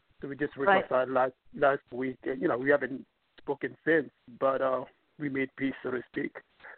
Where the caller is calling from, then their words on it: New York, United States; from New York.